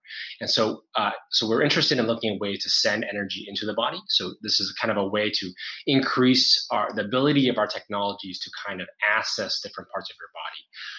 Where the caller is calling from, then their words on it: Singapore; I'm calling in from Singapore.